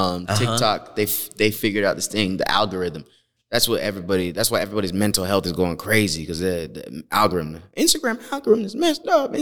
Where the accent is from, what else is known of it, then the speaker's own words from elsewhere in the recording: Canada; Canadian. {S2} I know. {S3} We both Canadian.